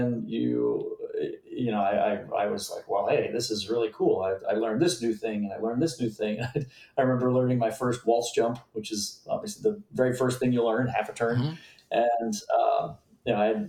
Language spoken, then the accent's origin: English; Cape Cod, Massachusetts, United States; I grew up on Cape Cod.